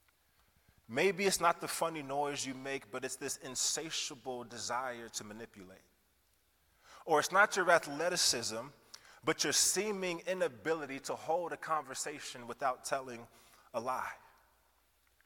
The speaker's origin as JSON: {"language": "English", "town": "Kansas City", "region": "Missouri", "country": "United States", "also_born_or_lived": "Iowa", "moved": "as an adult", "said": "I hail from Kansas City originally, but spent the last several years of my life in Iowa."}